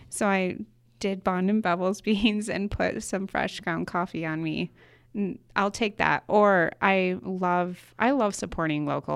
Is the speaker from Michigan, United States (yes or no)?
yes; Michigan, United States; moved away as an adult; now in Boise, United States; was born and raised in Michigan